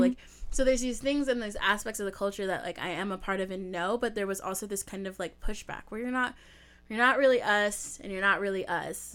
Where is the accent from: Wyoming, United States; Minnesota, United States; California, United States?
California, United States; Southern; my dad's from the South, but we live in Southern California